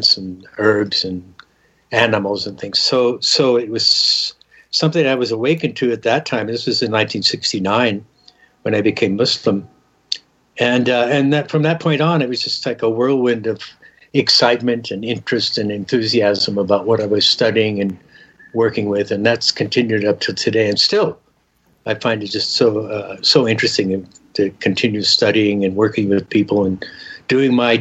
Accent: Southern California, United States; also born or lived in Denver, Colorado; I grew up in Southern California, born in Denver, Colorado

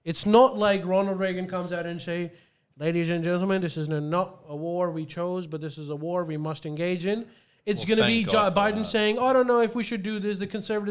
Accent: Australia

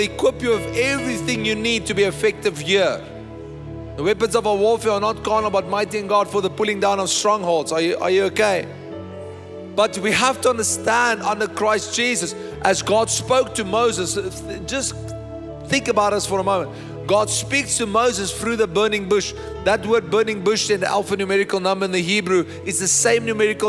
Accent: Bloemfontein, Free State, South Africa; I was born in Bloemfontein

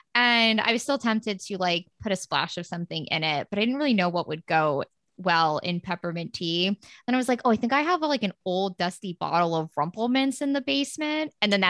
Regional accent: New Jersey, United States; now in Philadelphia, United States; so I'm in Philly, we're all from Jersey.

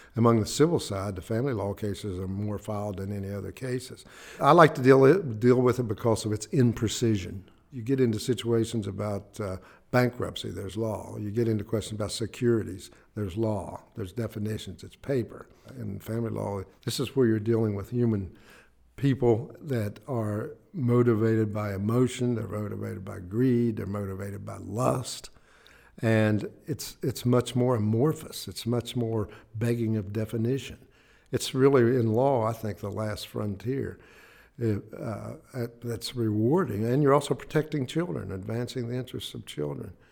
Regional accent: Ivydale, West Virginia, United States; also born or lived in Braxton County, West Virginia; I was born in Braxton County, raised in Ivydale, Clay County

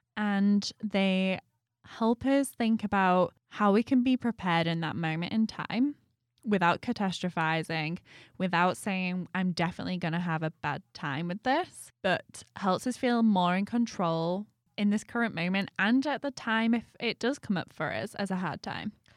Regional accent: United Kingdom; moved away; being British

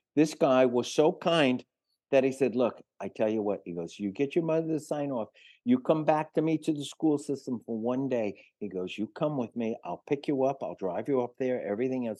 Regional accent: New York City, New York, United States; also born or lived in Manhattan / Greenwich Village; I was born in Manhattan and grew up on one hundred sixth and Broadway till I was four years old, and then Mom remarried and shuttled me off to the Bronx

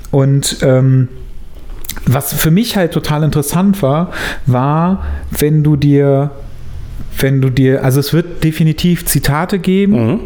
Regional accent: Germany; Ich bin Deutscher, deswegen

